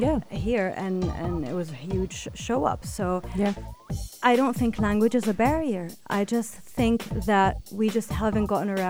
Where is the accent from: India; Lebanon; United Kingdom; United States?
Lebanon; born or raised there; moved away as an adult; now in United Arab Emirates